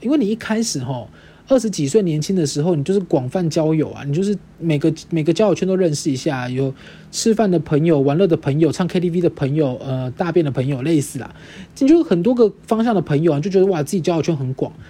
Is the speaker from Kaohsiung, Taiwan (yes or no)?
yes; Kaohsiung, Taiwan; moved away; 我的家庭就是我的老家。我这次回高雄的时候